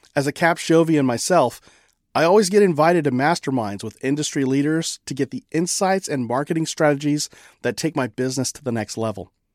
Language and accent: English; California, United States; moved away; I'm from California, originally